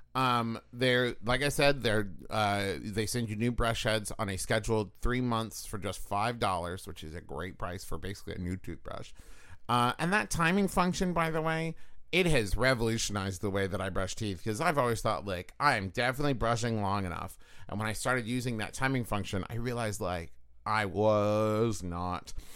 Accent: Huntington, West Virginia, United States; moved away; also born or lived in Los Angeles, California; growing up in West Virginia, in Huntington

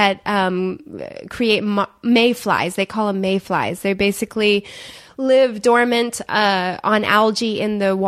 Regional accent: Michigan, United States; moved away as an adult; I grew up in Michigan

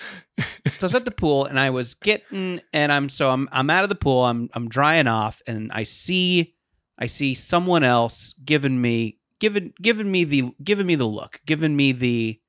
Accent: Philadelphia, Pennsylvania, United States; accent: Philly; And I think we all loved my Philly accent.

